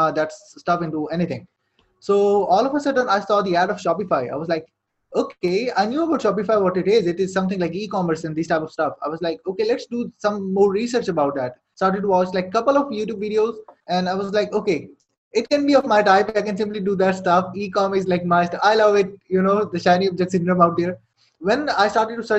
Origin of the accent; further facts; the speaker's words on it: Saudi Arabia; English is a second language; moved away as an adult; now in Pakistan; I was born and raised in Saudi Arabia, lived there for like 18 years